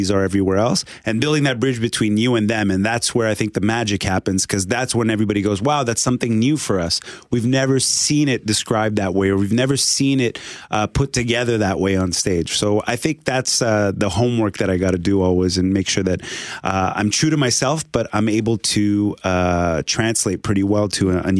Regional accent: Quebec, Canada; being Canadian, learning so many languages, being from Quebec

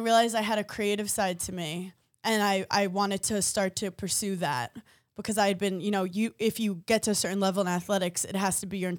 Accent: New York City, New York, United States; I grew up in Park Slope, Brooklyn.

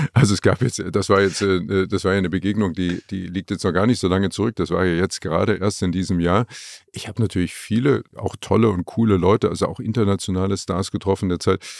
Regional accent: Leipzig, Saxony, Germany; moved away as an adult; also born or lived in Frankfurt am Main; aus Leipzig, aus meiner Heimatstadt weg

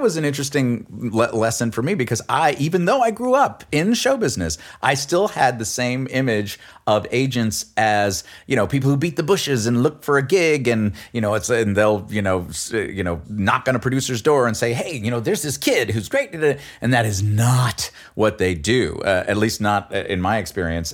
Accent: New York City, New York, United States; I grew up in New York City

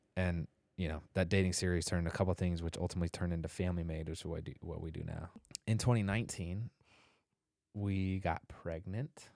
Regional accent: Indianapolis, Indiana, United States; I grew up in Indianapolis

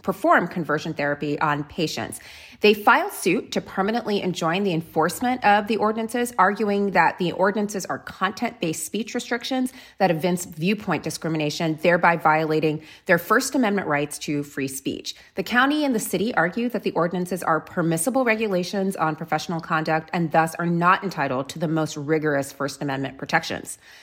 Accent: South Florida, United States; I grew up in South Florida

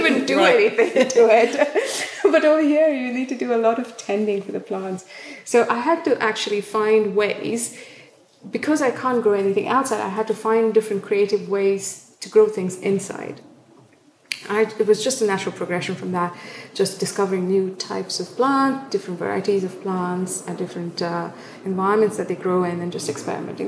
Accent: South India, India; now in United Kingdom; I grew up in South India

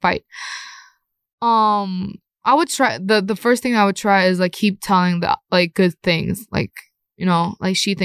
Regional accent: Thailand; now in South Korea; I would call Korea my second hometown because I have more memories when I was young in Thailand

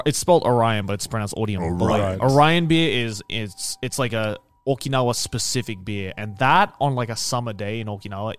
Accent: Australia; born or raised there; now in Japan

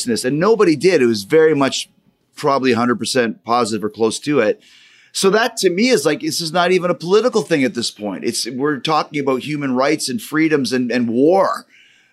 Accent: Winnipeg, Manitoba, Canada; also born or lived in Saskatchewan; growing up, actually in Saskatchewan, Manitoba, obviously I'm from Winnipeg

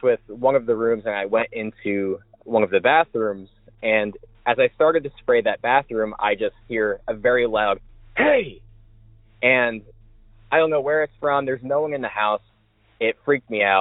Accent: Savannah, Georgia, United States; I'm from Savannah, Georgia.

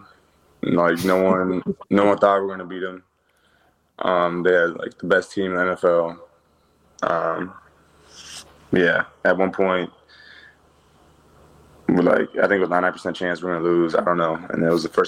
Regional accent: Orange County, California, United States; now in Los Angeles, United States; I'm from Orange County

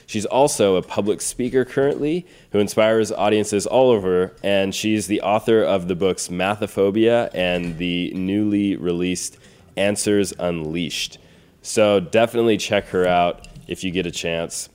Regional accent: Bakersfield, California, United States; now in Los Angeles, United States; growing up in Bakersfield to then moving to a bigger city like Los Angeles

